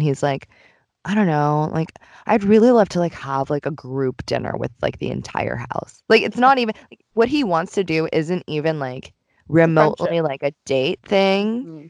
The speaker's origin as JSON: {"language": "English", "region": "Tokyo", "country": "Japan", "tie": "born or raised there", "moved": "as an adult", "lives_now": "United States", "said": "I've moved around a lot growing up, and, like, I think I took for granted growing up in Tokyo a lot when I grew up there."}